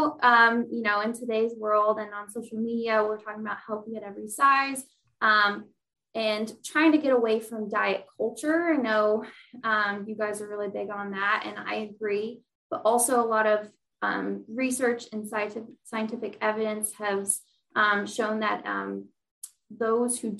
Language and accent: English; St. Louis, Missouri, United States; moved away as an adult; also born or lived in Indiana; now in Indianapolis, United States; I'm from St. Louis, Missouri, but I went to college at Ball State